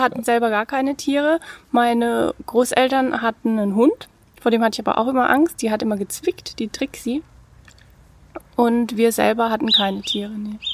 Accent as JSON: {"language": "German", "town": "Bad Kissingen", "region": "Bavaria", "country": "Germany", "tie": "born or raised there", "also_born_or_lived": "Baden-Württemberg / Mosbach / Heidelberg", "moved": "as an adult", "said": "Ich komme aus Bad Kissing, bin auch dort äh, in die Schule gegangen und dort aufgewachsen"}